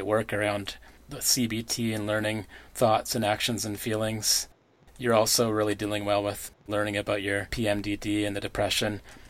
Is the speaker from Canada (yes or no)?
yes; Powell River, British Columbia, Canada; born or raised there